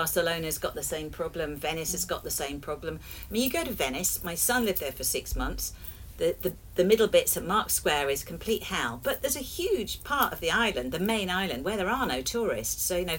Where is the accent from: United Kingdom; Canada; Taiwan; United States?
United Kingdom; England; now in Amsterdam, Netherlands; We are English.